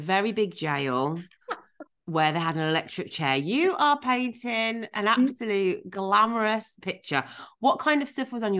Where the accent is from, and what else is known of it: United Kingdom